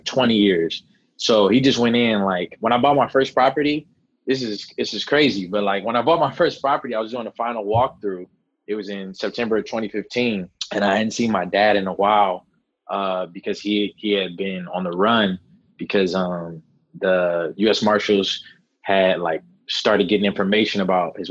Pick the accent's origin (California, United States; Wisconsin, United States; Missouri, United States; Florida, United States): California, United States; Los Angeles; I'm born and raised in Los Angeles. I'm born and raised near Pico and Fairfax in a neighborhood called Faircrest Heights